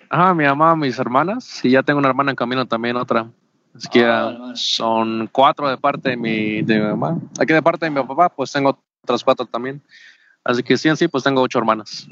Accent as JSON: {"language": "Spanish", "town": "Jacksonville", "region": "Florida", "country": "United States", "tie": "born or raised there", "also_born_or_lived": "Oaxaca de Juárez, Oaxaca, Mexico", "moved": "as an adult", "lives_now": "Mexico", "said": "Sí, yo crecí básicamente en Estados Unidos. Estuve 14 años en el estado de Florida, específicamente en Jacksonville, Florida"}